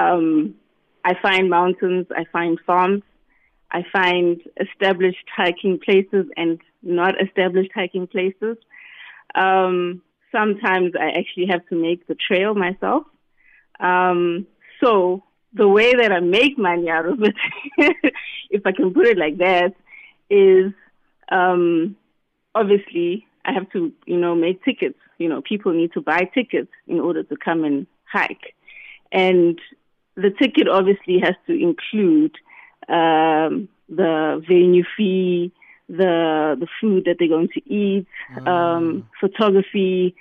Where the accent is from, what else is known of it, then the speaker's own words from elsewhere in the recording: Newcastle, KwaZulu-Natal, South Africa; also born or lived in Cape Town; I grew up in Newcastle